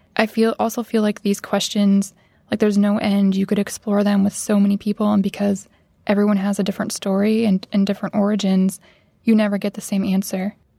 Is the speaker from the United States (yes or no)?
yes; Midwest, United States; growing up in the Midwest, I didn't have a lot of family or friends who I could look up to who worked creative type jobs